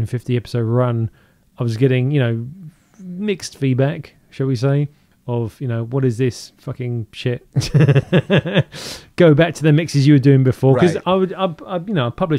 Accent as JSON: {"language": "English", "country": "United Kingdom", "moved": "as an adult", "lives_now": "Seattle, United States", "said": "I'm British"}